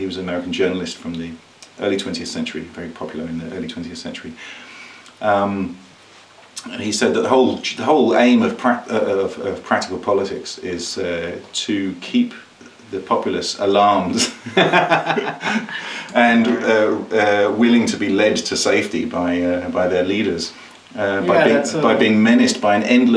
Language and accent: English; United Kingdom; I grew up in Britain, where you have the Republican view